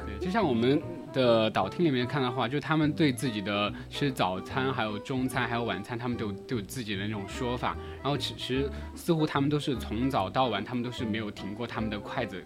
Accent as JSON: {"language": "Chinese", "region": "Sichuan", "country": "China", "said": "我们四川人"}